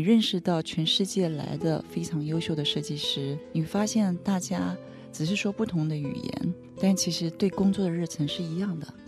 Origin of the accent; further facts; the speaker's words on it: Taiwan; 我来自台湾